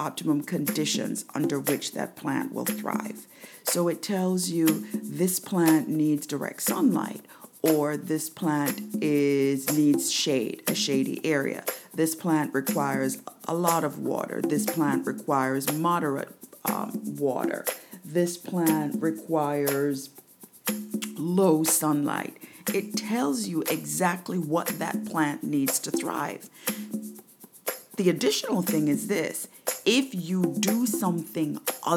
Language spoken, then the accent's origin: English; Jamaica; also born or lived in New York, United States; now in United States; I'm from Jamaica